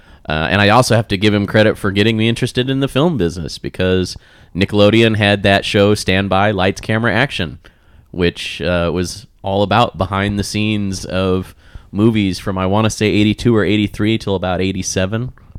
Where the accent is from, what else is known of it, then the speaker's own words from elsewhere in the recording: Wichita, Kansas, United States; now in Las Vegas, United States; growing up in Wichita.